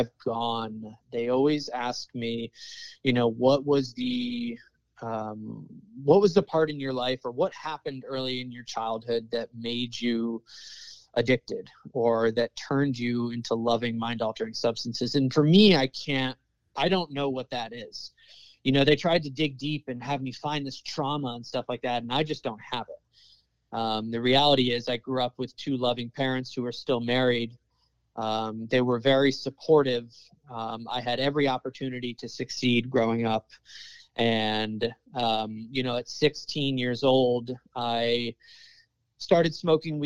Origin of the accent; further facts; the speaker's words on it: Connecticut, United States; moved away as an adult; also born or lived in Dallas, Fort Worth, Texas; now in San Diego, United States; I was raised and grew up in Connecticut